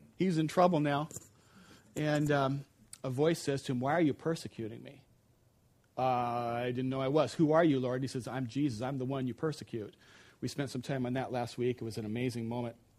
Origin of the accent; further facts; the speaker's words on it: United States; as an American